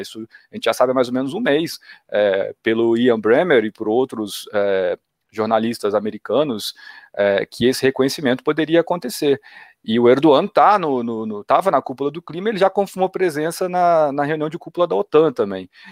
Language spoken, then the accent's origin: Portuguese; Minas Gerais, Brazil; como bom mineiro